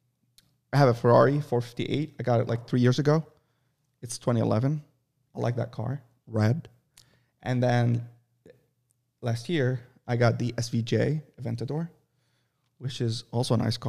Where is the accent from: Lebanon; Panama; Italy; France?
Lebanon; also born or lived in Saudi Arabia; I was born in Saudi Arabia, but I lived all my life in Lebanon on the coast, and I know how to swim.